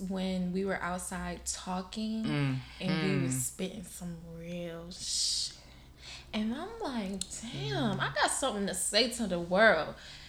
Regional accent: Miami, Florida, United States; I'm 23 years old, born and raised in Miami, Florida. I have a Bahamian descent. My father is Bahamian.

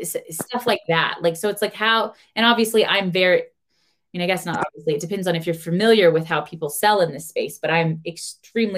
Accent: United States; I am American

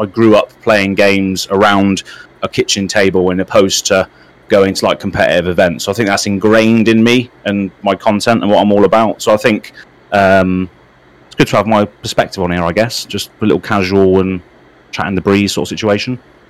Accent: United Kingdom; As you can tell from my accent, I am from the UK, United Kingdom, small little island over in, well, it's not in Europe anymore.

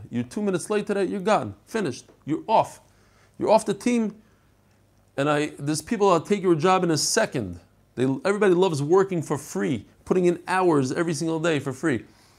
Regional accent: London, United Kingdom; now in Buenos Aires, Argentina; I'm from London originally, but I now live in Buenos Aires, Argentina. My wife is from here.

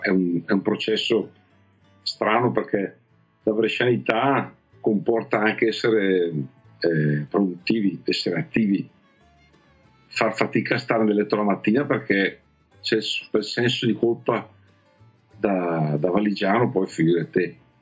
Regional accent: Sarezzo, Lombardy, Italy; da piccolo sono cresciuto a Sarezzo, ho studiato a Sarezzo

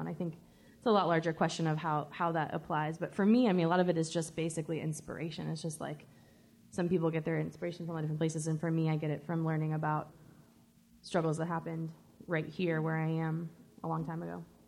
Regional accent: the South, United States; I was born and raised in the South

